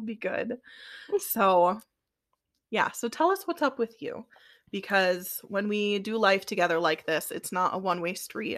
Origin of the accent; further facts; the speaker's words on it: Midwest, United States; we're from the Midwest